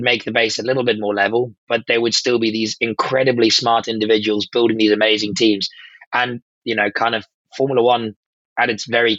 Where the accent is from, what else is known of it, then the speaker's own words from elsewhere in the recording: South Africa; I am South African through and through